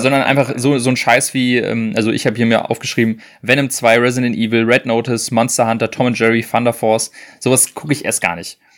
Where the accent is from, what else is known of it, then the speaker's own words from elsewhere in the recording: Germany; als Deutscher